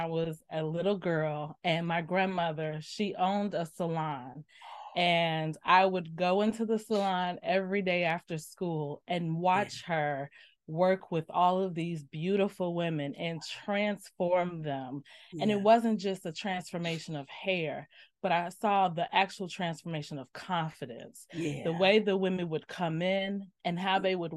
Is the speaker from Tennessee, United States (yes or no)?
no; Chicago, Illinois, United States; now in Maryland, United States; I am originally from Chicago, and now I reside on the East Coast in Maryland.